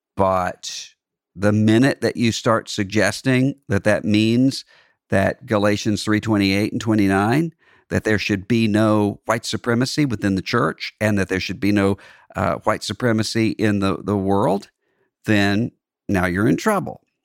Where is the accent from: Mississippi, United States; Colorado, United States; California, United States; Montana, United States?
Mississippi, United States; Mississippi Gulf Coast, United States; moved away; I'm from Mississippi, but I'm from a part of Mississippi that isn't what you think